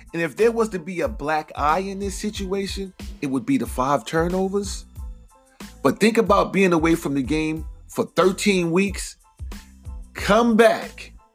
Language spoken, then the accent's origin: English; New York, United States; I am a New Yorker